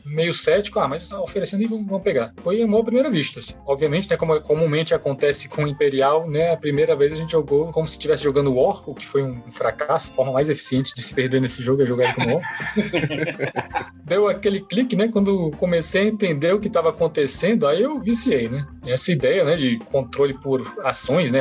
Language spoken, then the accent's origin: Portuguese; Minas Gerais, Brazil; Eu sou de Minas Gerais